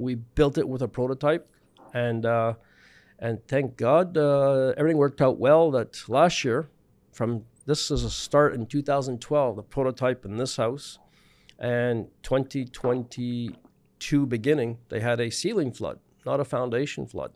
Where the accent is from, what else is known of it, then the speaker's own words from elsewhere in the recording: Montreal, Quebec, Canada; also born or lived in British Columbia / Prince Edward Island; born in B C, living in Montreal, grew up in Montreal, West Island